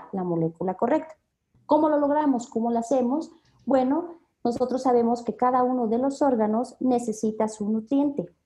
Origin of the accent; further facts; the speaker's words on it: Mexico City, Mexico; nosotros somos de la Ciudad de México